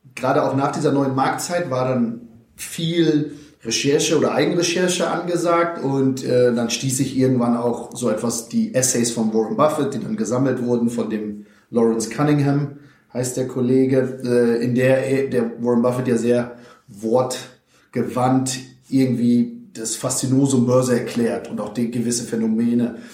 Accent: Vechta district, Lower Saxony, Germany; moved away; die liegt tatsächlich in Niedersachsen, da, dort, wo ja auch die Leuswurzeln liegen, circa 60 Kilometer entfernt von Oldenburg. Landkreis Fechter nennt sich der schöne äh, Flecken Erde.

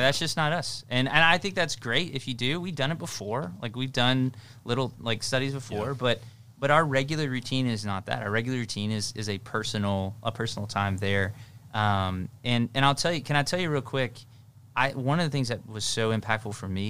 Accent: Tennessee, United States; I had a pastor growing up in Tennessee, and so that'll explain the how homey this saying is

